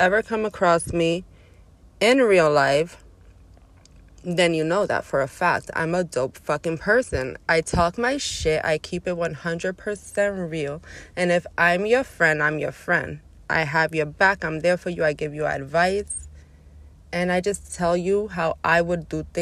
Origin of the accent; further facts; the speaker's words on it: New York City, New York, United States; I'm from Brooklyn